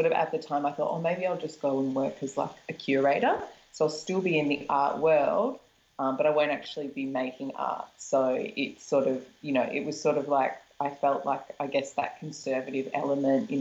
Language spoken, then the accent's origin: English; Melbourne, Victoria, Australia; I'm from Melbourne